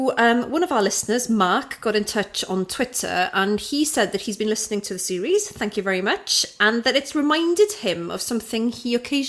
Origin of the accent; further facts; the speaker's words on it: Aberystwyth, Wales, United Kingdom; I grew up in Aberystwyth in the 90s as well.